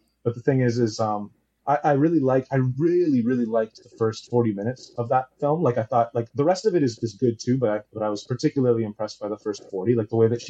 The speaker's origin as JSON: {"language": "English", "country": "Taiwan", "said": "I'm from Taiwan, so I don't have like Amazon Prime and stuff."}